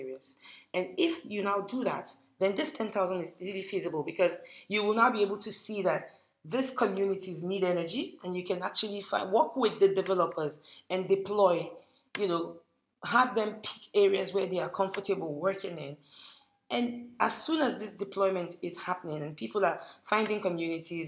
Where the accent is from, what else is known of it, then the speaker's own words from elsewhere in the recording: Kaduna, Kaduna State, Nigeria; growing up in Kaduna